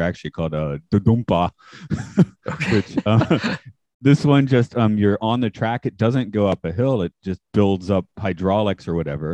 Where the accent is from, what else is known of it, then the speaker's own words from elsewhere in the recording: Doraville, Georgia, United States; moved away as an adult; also born or lived in Maine / New Brunswick, Canada; my hometown. If you know Atlanta, it's Doraville